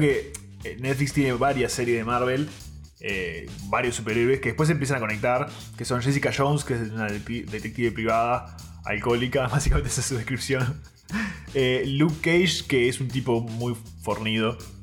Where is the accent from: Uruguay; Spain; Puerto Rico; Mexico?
Uruguay